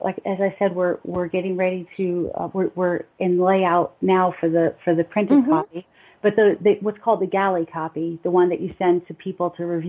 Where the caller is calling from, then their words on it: Lynchburg, Virginia, United States; I am in Lynchburg, Virginia, which is a 3.5-hour train ride outside of D.C.